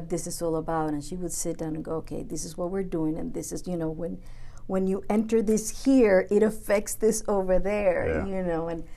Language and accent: English; Puerto Rico; now in United States; I'm from Puerto Rico, so we're both, some ways, immigrants